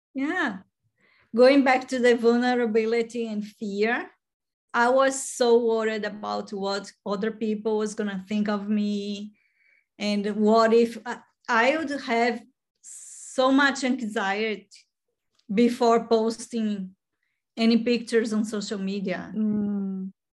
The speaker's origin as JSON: {"language": "English", "country": "Brazil", "moved": "yes", "said": "I'm from Brazil"}